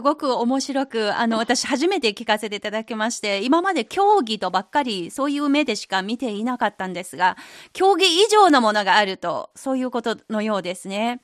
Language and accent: Japanese; southern China, China; 私は南方の人なので